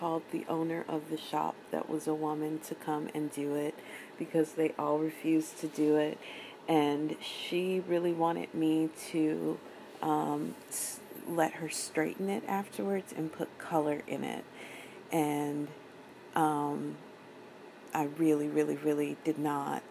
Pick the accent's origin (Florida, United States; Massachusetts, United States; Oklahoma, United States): Oklahoma, United States; moved away as an adult; also born or lived in San Francisco; I was from Oklahoma